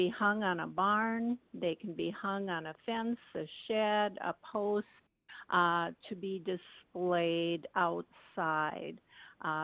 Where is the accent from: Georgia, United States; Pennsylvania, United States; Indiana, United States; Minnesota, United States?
Minnesota, United States; Halstad; also born or lived in Bemidji, Minnesota; I was born and raised in Norman County on the west side. I grew up in Halsted, Minnesota